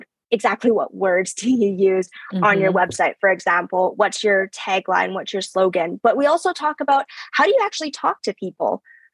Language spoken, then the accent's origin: English; Canada; first language English; I was born here in Canada. English is my first language, and I suck at Chinese. Like, my relatives laugh at me about it all the time, but it's because I grew up here.